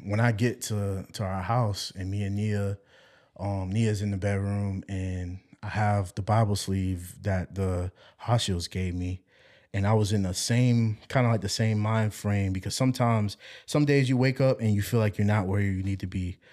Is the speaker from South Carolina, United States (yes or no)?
yes; Walterboro, South Carolina, United States; also born or lived in Savannah; Walterboro, 'cause that's my hometown